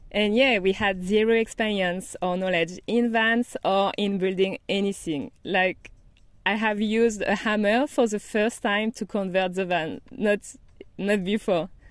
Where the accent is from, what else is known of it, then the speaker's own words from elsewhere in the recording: Brittany, France; English is a second language; moved away as an adult; also born or lived in Paris, France / Madrid, Spain; I'm from France, as you might notice. And I grew up in a small town by the Atlantic Ocean in Brittany, Bretagne, in French